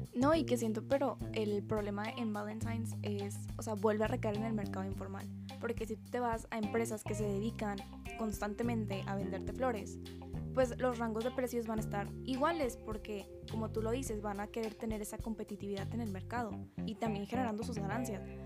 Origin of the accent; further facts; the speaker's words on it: Linares, Nuevo León, Mexico; now in Monterrey, Mexico; yo soy de Linares